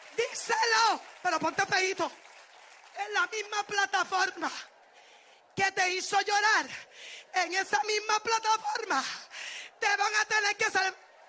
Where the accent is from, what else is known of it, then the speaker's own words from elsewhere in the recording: Puerto Rico; yo soy puertorriqueña.